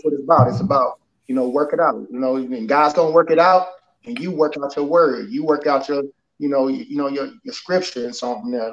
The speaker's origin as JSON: {"language": "English", "town": "Houston", "region": "Texas", "country": "United States", "tie": "born or raised there", "said": "I'm Houston, Texas, uh, born and raised"}